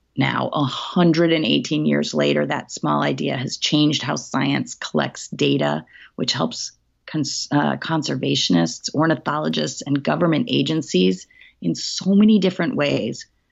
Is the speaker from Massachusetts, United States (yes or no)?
yes; Hatfield, Massachusetts, United States; my hometown um, in Hatfield, Massachusetts